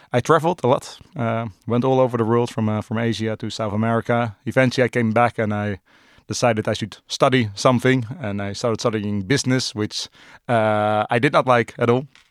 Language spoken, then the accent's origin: English; Amsterdam, North Holland, Netherlands; born and raised in Amsterdam. Uh, still live in Amsterdam.